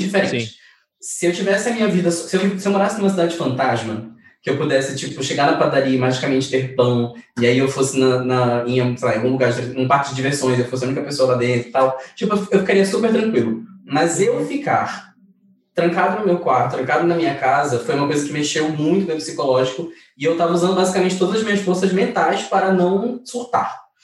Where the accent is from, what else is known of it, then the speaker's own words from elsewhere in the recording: North Region, Brazil; eu sou do Norte